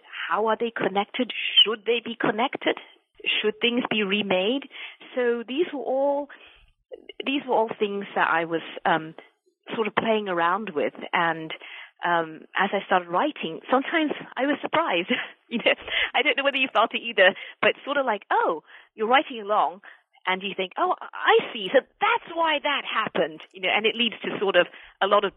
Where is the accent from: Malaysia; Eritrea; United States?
Malaysia; I'm originally from Malaysia